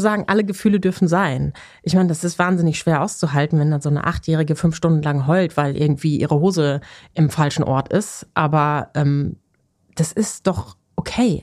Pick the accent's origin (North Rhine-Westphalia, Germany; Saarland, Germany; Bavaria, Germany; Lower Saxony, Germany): North Rhine-Westphalia, Germany; Ruhr area; Ich komme ja aus dem Ruhrgebiet gebürtig